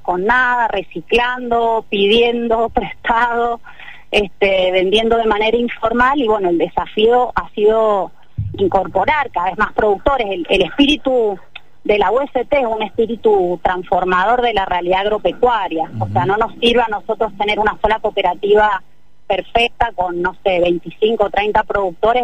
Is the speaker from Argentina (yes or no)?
yes; Mendoza, Argentina; para un mendocino